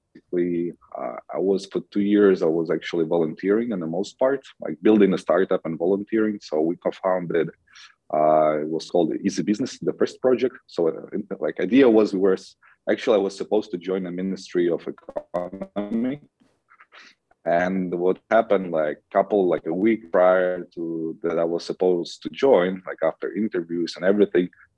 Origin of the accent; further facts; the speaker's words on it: Western Ukraine, Ukraine; also born or lived in New York / Canada; now in Kyiv, Ukraine; I was born and raised in the west of Ukraine